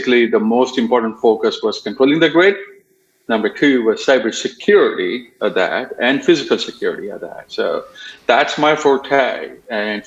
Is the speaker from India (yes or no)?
yes; India; moved away as an adult; also born or lived in Arizona; now in Sacramento, United States; I was born and raised in India